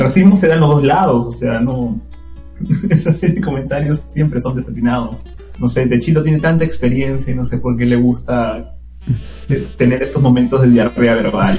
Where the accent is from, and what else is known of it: Peru